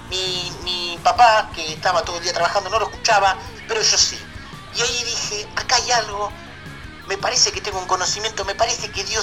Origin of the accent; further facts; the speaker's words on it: Canelones, Uruguay; soy, de la ciudad de, Canelones. Eh, después estuve viviendo un, tiempo, por eso que, tengo un acento diferente